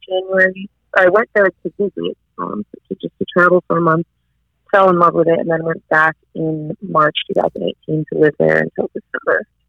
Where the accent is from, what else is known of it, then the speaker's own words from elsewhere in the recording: United States; moved away as an adult; now in Australia; being like American and getting used to the Australian um, way of life